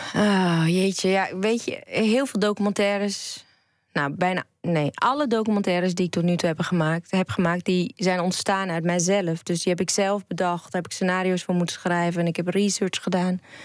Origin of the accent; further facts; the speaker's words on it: Enschede, Overijssel, Netherlands; ik ben een eh, tukker. Want ik ben geboor, geboren en getogen in Enschede.